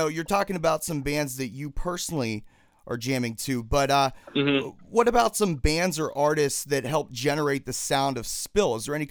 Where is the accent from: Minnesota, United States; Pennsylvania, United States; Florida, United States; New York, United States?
Pennsylvania, United States; I'm from Pennsylvania too